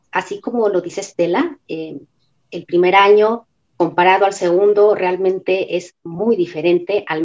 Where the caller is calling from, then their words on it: Mexico City, Mexico; desde la Ciudad de México